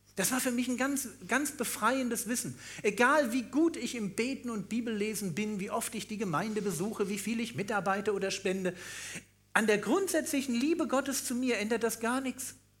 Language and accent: German; Berlin, Germany; ich bin auch Berliner